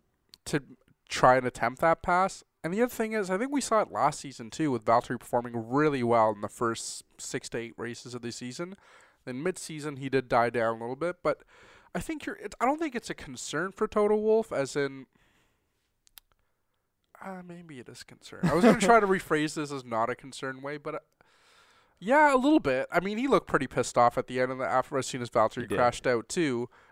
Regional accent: Canada; as a Canadian

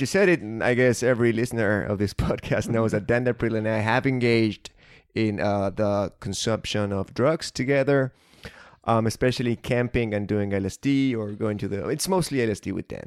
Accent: Argentina; as an Argentinian

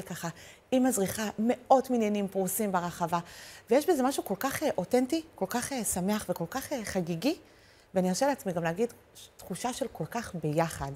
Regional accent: Jerusalem, Jerusalem District, Israel

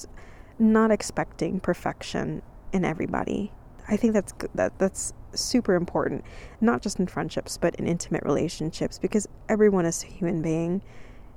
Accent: California, United States; moved away; also born or lived in Texas; I grew up in California

